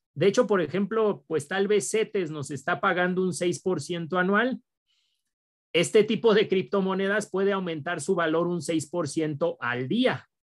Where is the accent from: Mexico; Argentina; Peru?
Mexico